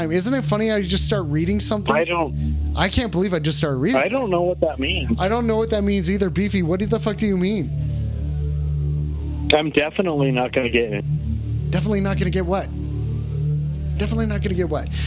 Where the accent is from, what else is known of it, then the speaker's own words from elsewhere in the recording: Englewood, United States; I'm from Englewood, and I don't have an OnlyFans.